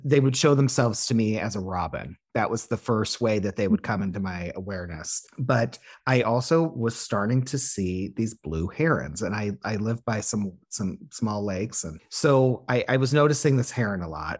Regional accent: Illinois, United States; moved away; the area code that I my hometown is

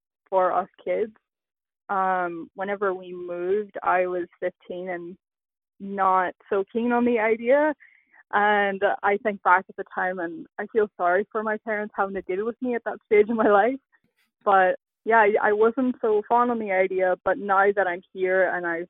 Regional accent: Northern Ireland, United Kingdom; also born or lived in Prince Edward Island, Canada; now in Canada; when I immigrated from Northern Ireland, that's where we landed in PEI

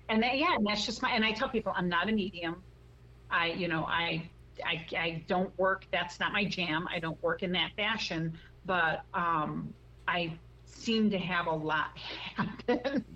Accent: Chicago, Illinois, United States; moved away as an adult; also born or lived in Texas / Washington State; now in Arizona, United States; I'm originally from Chicago, and uh, I lived there until I was about 19

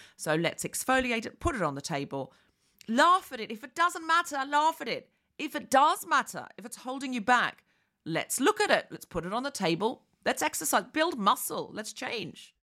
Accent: Queensland, Australia; moved away as an adult; also born or lived in London; I was raised in Queensland

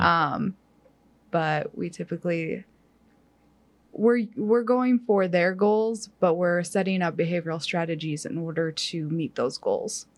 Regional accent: Upper Peninsula of Michigan, United States; moved away as an adult; now in Kansas, United States; I grew up in the Upper Peninsula, Peninsula of Michigan

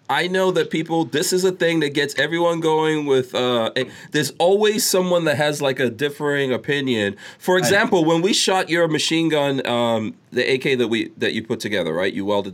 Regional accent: United States; I'm an American.

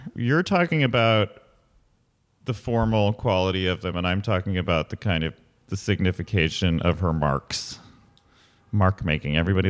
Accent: Ethiopia; also born or lived in Michigan / Berlin; I grew up in Ethiopia, and then I was in Michigan, and then I was in Berlin

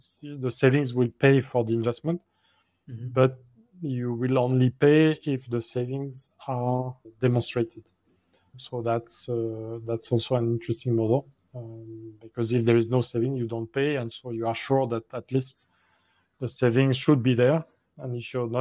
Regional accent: France; moved away; my home country like France

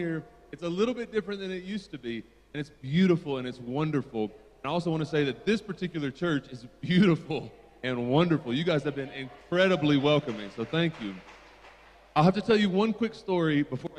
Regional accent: Tennessee, United States; accent: American; I come from Tennessee in the eastern part of the United States.

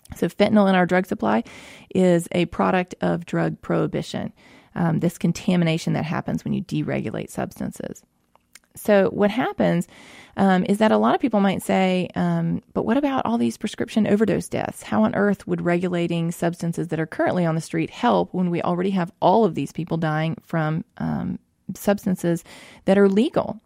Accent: Mississippi, United States; I grew up here in Mississippi, uh, born and raised here, lived here my whole life

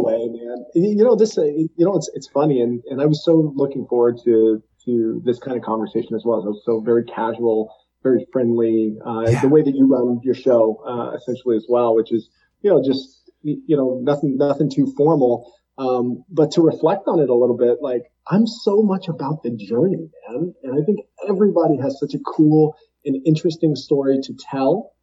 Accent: Alaska, United States; we grew up together in Alaska

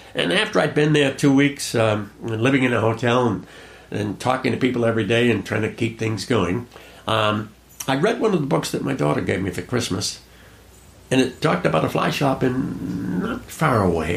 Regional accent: Cranston, Rhode Island, United States; I was born and brought up in Cranston, Rhode Island

